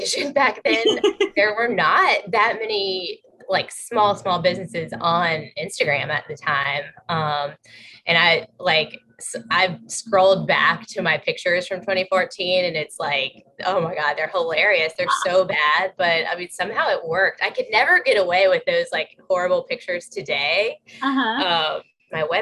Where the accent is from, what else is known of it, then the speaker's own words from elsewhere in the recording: Virginia, United States; moved away as an adult; also born or lived in Athens, Georgia / Charlotte, North Carolina / New York City; now in Connecticut, United States; I grew up in Virginia